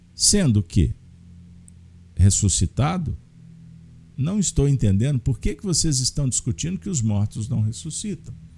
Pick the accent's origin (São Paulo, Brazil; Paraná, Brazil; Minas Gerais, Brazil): Minas Gerais, Brazil; como mineiros, que nos que preservamos tanto, que cuidamos tanto da família